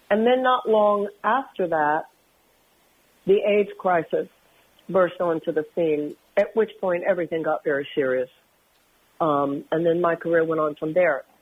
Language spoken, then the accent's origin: English; Houston, Texas, United States; Well, first of all, I come from Houston, which was interesting to me.